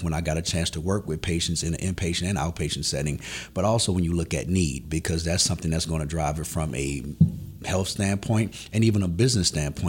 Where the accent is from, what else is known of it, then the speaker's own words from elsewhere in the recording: New Orleans, Louisiana, United States; I'm from New Orleans, Louisiana.